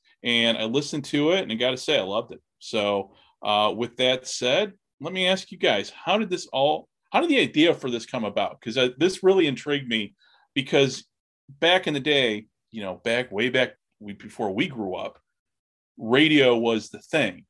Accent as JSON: {"language": "English", "town": "Chicago", "region": "Illinois", "country": "United States", "said": "as a Chicagoan"}